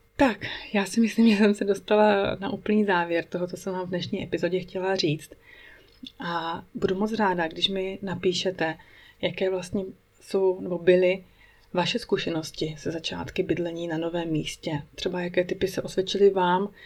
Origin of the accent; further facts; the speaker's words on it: Czechia; moved away as an adult; now in Switzerland; náš život, český život tady ve Švýcarsku